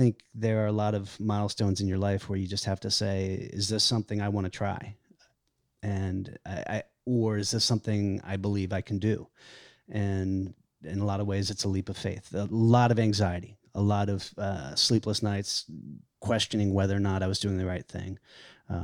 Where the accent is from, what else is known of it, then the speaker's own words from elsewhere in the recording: the South, United States; And I grew up in the South, and I like that.